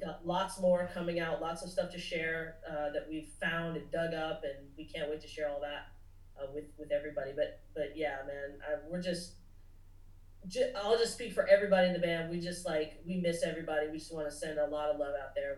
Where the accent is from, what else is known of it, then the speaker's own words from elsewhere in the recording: Nashville, the South, United States; also born or lived in Los Angeles, United States; growing up in the South